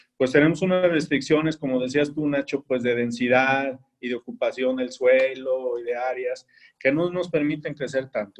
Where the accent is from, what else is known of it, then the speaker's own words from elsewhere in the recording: Querétaro, Mexico; somos una ciudad de 2 millones, no somos Monterrey, Puebla, Ciudad de México